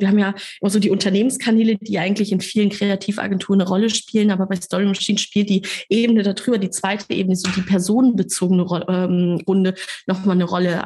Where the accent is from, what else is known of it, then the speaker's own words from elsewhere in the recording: Kassel, Hesse, Germany; moved away as an adult; now in Hamburg, Germany; in meiner kleinen Stadt, aus der ich komme, aus Kassel